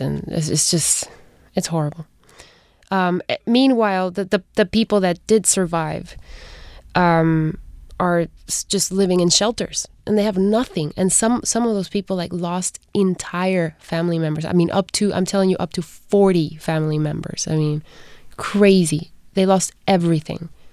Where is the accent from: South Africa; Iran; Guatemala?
Guatemala; moved away; I was born in Guatemala, raised there